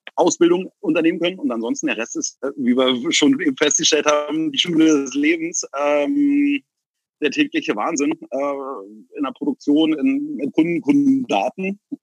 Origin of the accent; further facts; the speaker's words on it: Berlin, Germany; ich bin Berliner Jung, ich bin hier geboren und ich äh, denke, hier denke ich hier auch zu sterben